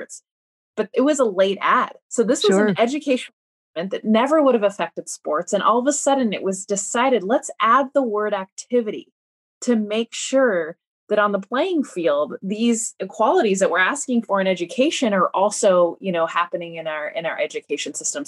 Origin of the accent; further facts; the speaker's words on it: United States; being Mexican American